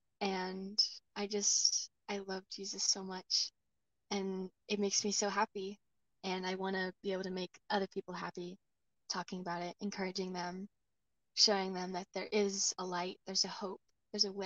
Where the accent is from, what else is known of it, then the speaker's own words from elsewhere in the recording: Sumas, Washington, United States; Sumas, my hometown